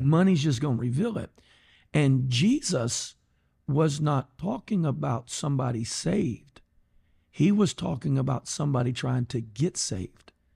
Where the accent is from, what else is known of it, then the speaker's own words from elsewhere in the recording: Golden Triangle, Texas, United States; Born and raised in the Golden Triangle